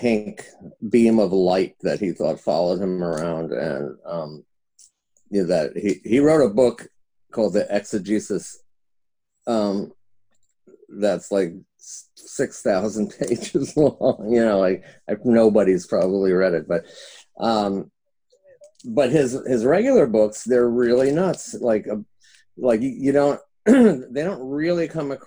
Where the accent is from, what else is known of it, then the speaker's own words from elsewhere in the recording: New York, United States; now in Los Angeles, United States; I'm from New York, but I came out to LA in 1978